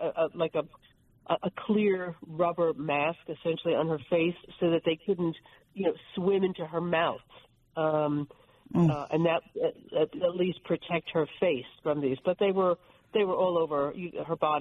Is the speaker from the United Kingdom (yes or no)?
no; New Jersey, United States; I'm from New Jersey